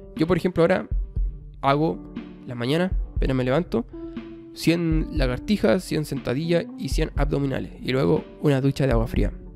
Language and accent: Spanish; Chile; yo soy chileno, Chile, habrán cachado ahí mi, mi acento